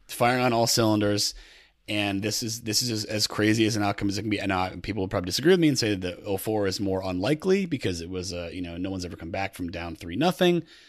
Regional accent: Connecticut, United States; also born or lived in New York City; I grew up in Connecticut

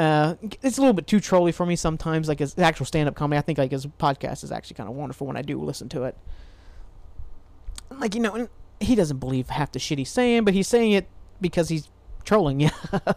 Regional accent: Portsmouth, Ohio, United States; now in Columbus, United States; Like, I'm from Portsmouth, Ohio. I live in Columbus. I'm from Portsmouth, Ohio.

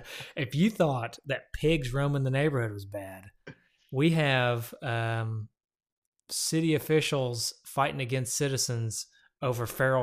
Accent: Loudon, Tennessee, United States; Loudoun for a minute. Our hometown.

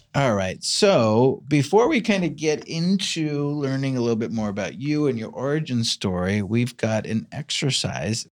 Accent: New York, United States; now in Los Angeles, United States; I, I grew up in New York

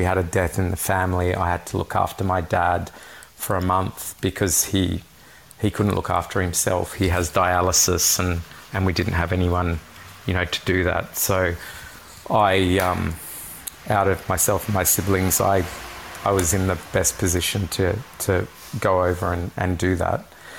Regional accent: Lebanon; that's what it was sort of like in my childhood when I grew up in Lebanon.

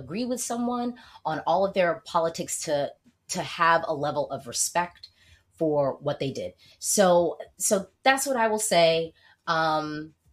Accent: United States; I am American

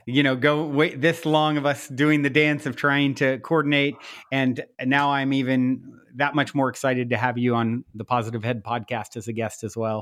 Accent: Virginia, United States; moved away; I'm from the South originally, my, I grew up in Virginia

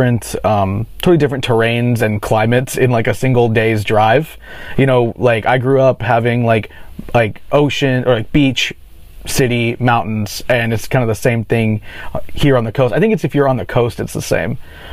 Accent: Charlotte, North Carolina, United States; moved away as an adult; also born or lived in Raleigh, North Carolina; now in Los Angeles, United States; I was born in Charlotte, North Carolina, grew up out there, spent, you know, the first 20 something years of my life there, went to school not too far away in Raleigh. And was just kind of a southern boy my whole life, but also my parents are very Iranian.

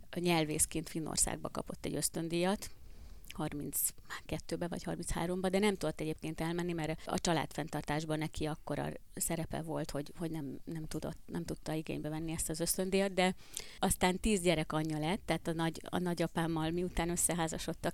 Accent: Hungary; also born or lived in Budapest; amikor én egyébként vidékiként Budapestre kerültem tanulni

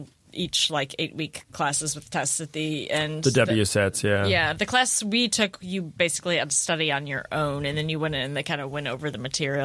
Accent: St. Louis, Missouri, United States; I'm from St. Louis.

